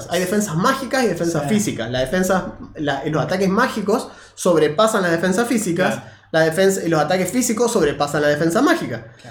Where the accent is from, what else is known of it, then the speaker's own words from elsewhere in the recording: Argentina; somos argentinos